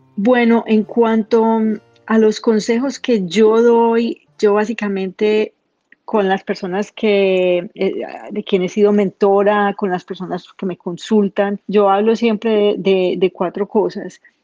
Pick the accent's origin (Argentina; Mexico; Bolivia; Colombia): Colombia; moved away; Cuando salí de Colombia por primera vez